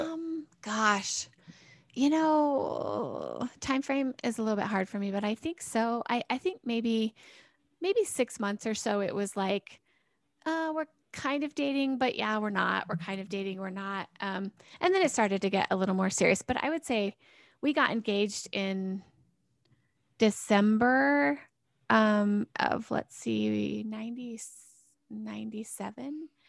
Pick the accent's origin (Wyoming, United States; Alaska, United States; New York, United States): Wyoming, United States; Cheyenne; also born or lived in Laramie, Wyoming; I'm from Cheyenne. I, I, I was raised here basically my whole life.